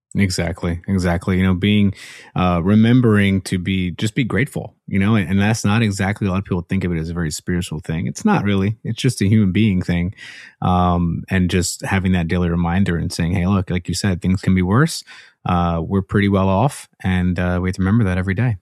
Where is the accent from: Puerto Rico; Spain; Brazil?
Puerto Rico; moved away; My home country.